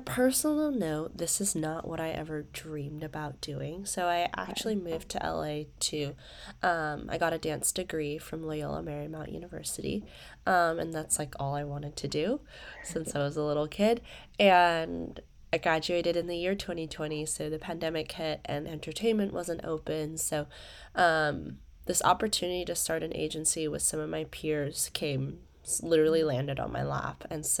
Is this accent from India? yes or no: no; Malaysia; I live in Malaysia for the most part. I'm originally from Malaysia, but fun fact about me is I've grown up around the world. I've lived in 4 countries and like 6-7 cities now.